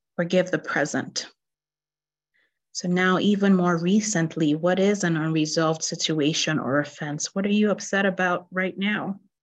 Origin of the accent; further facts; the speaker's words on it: Nigeria; I grew up in Nigeria